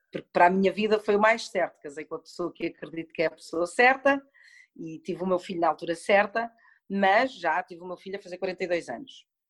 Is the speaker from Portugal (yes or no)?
yes; Portugal; also born or lived in Madrid, Spain; fui viver com a minha mãe e com o meu pai para a Espanha, para Madrid. Fiquei lá seis anos, voltei para Portugal quando tinha seis anos